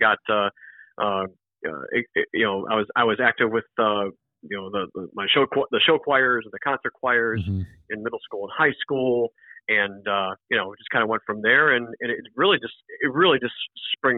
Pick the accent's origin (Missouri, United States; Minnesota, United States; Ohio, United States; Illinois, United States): Ohio, United States; Cleveland; now in Florida, United States; I'm originally from Cleveland, Ohio, even though I live in Florida now, and we live right by Cleveland Hopkins International Airport